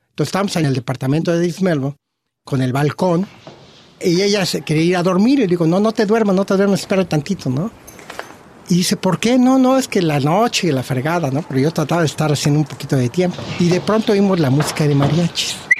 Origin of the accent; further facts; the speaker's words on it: Mexico; moved away as an adult; now in Australia; tengo toda mi familia en México y tengo todos mis raíces en México